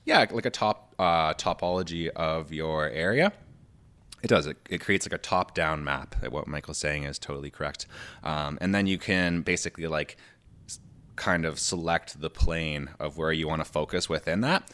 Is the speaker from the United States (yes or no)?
no; Canada; we're Canadian